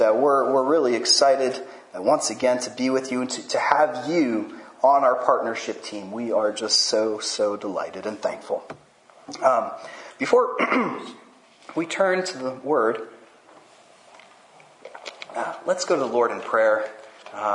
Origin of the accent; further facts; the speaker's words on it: France; And I grew up in France where they don't really have much football.